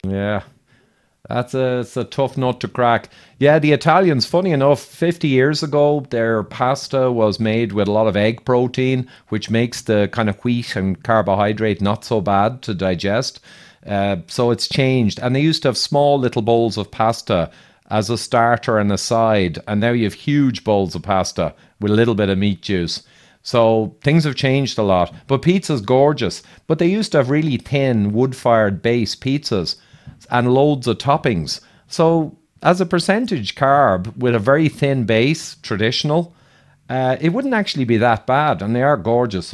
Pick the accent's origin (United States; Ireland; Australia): Ireland; accent: Irish; I'm Irish